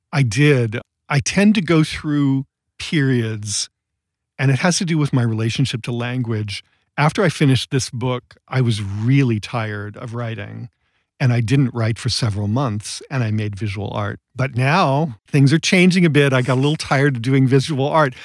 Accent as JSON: {"language": "English", "town": "Massillon", "region": "Ohio", "country": "United States", "tie": "born or raised there", "also_born_or_lived": "Connecticut", "moved": "as an adult", "lives_now": "Los Angeles, United States", "said": "I grew up in Massillon, Ohio, and I went to Yale as an undergraduate"}